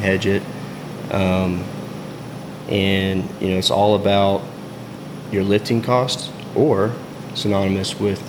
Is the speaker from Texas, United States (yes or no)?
yes; Hallsburg, Texas, United States; I grew up in Hallsburg, Texas, just outside of Waco. My dad's a rancher, so I was fortunate enough to grow up on a ranch